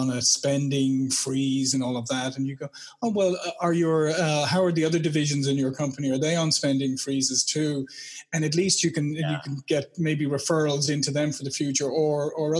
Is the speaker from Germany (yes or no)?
no; Ireland; moved away as an adult; now in United States; I've lived in the States 22 years. I was originally from Ireland